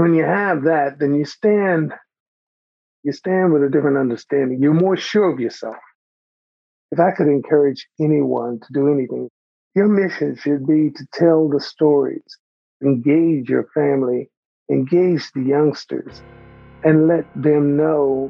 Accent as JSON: {"language": "English", "town": "Pine Bluff", "region": "Arkansas", "country": "United States", "tie": "born or raised there", "moved": "yes", "lives_now": "Kansas City, United States", "said": "I'm 71 years old and I live in Kansas City, Missouri. I grew up in Pine Bluff, Arkansas"}